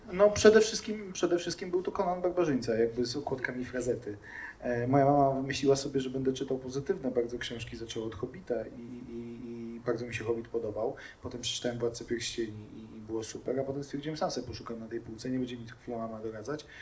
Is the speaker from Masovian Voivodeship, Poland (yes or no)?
no; Głuchołazy, Opole Voivodeship, Poland; urodziłem się w Opolu, e, mieszkałem tam przez chwilę tylko e, i zaraz potem przenieśliśmy się do Głuchołaz